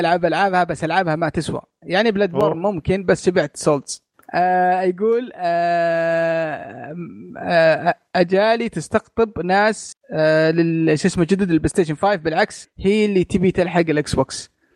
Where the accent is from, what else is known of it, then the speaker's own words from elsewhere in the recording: Bahrain; عندنا بالبحرين